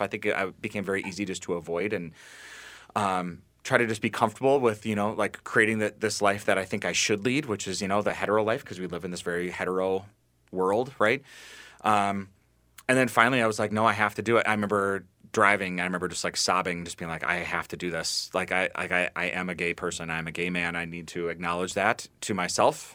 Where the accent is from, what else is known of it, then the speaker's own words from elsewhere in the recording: Bloomington, Minnesota, United States; I grew up in Bloomington, so not too far, and now I live in South Minneapolis